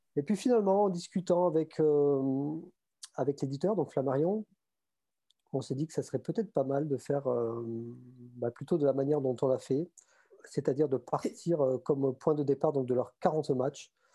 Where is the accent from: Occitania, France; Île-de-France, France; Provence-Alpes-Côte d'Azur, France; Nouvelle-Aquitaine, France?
Occitania, France; Montauban; accent: southern; moved away as an adult; also born or lived in Toulouse / Paris region; now in Paris, France; je suis toulousain. Enfin, je suis né à Toulouse et j'ai grandi à Montauban à côté